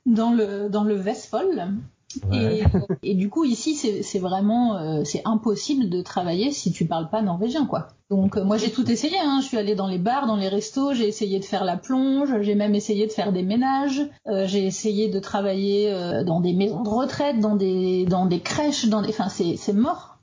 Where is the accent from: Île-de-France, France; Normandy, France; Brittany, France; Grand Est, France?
Grand Est, France; Ardennes; moved away as an adult; also born or lived in Paris, France; now in Norway; Je suis originaire des Ardennes et j'ai vécu 10 euh, ans à Paris